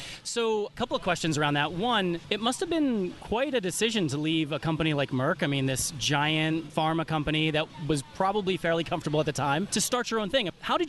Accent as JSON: {"language": "English", "town": "Philadelphia", "region": "Pennsylvania", "country": "United States", "said": "As a Philadelphian, that is so great."}